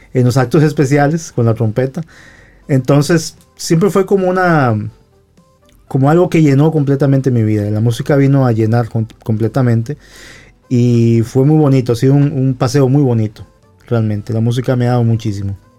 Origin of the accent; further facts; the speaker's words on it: Guadalupe, San José, Costa Rica; en mi pueblo, en San José, yo vengo de San José, en mi pueblo se llama Guadalupe